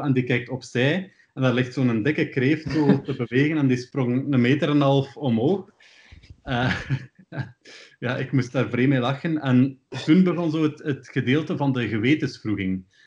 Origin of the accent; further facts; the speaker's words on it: Ghent, Flanders, Belgium; ik ben opgegroeid in Sint-Kruiswinkel. En dat is iets waar de meeste mensen nog nooit van gehoord hebben. Dat is de meest noordelijke deelgemeente van Gent.